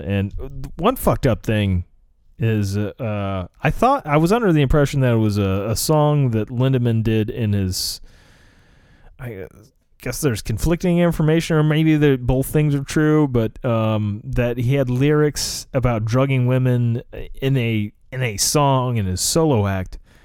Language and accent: English; United States; as an American